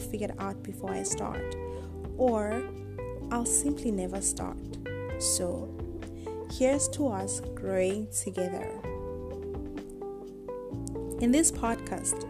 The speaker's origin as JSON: {"language": "English", "country": "South Africa", "moved": "as an adult", "lives_now": "Asia", "said": "I am a South African currently in Asia"}